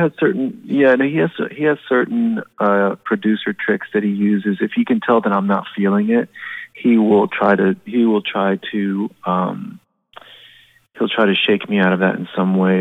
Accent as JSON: {"language": "English", "region": "Florida", "country": "United States", "said": "we're from Florida"}